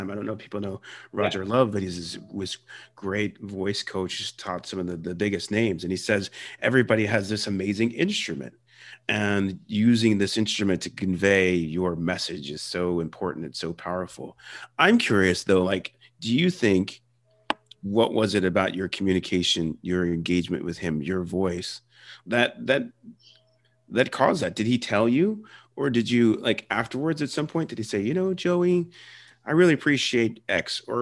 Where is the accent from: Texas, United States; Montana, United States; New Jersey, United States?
New Jersey, United States; accent: Philadelphia; also born or lived in Philadelphia; I grew up in Philadelphia area and originally from Philly, grew up in South Jersey around a lot of Jews and a lot of Italians. And, and like, I know a, a lot of that story, you know, raised Catholic, um, we had the you know you had the philadelphia accent